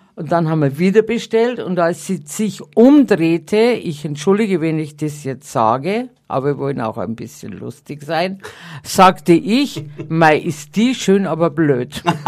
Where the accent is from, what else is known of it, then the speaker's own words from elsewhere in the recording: Bavarian countryside, Germany; accent: Bavarian; moved away; also born or lived in Munich; Ich bin ja am Land geboren